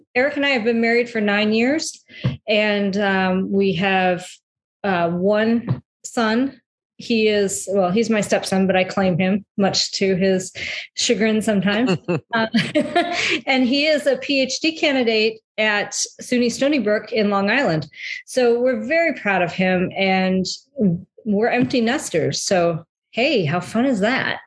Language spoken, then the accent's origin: English; Detroit, Michigan, United States; moved away as an adult; also born or lived in South Carolina; I am originally from uh, the Metro Detroit area